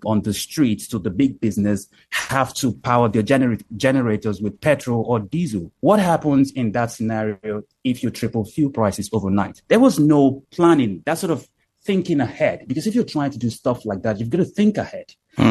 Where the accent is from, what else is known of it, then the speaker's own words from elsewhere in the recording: Nigeria; I'm Nigerian and I was born here